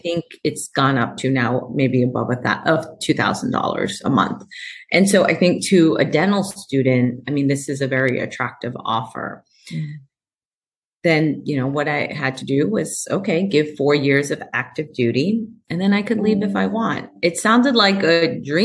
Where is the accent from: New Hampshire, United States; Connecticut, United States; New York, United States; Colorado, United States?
New York, United States; New York City; moved away as an adult; also born or lived in California; now in Tacoma, United States; I'm a girl from Queens. My parents are from Ecuador.